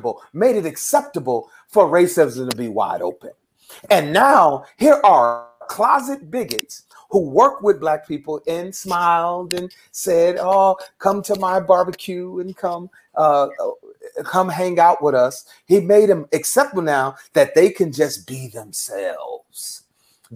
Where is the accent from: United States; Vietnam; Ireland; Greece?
United States; Newark, New Jersey; moved away as an adult; now in Texas, United States; I'm originally from Newark, New Jersey. And growing up in Newark, New Jersey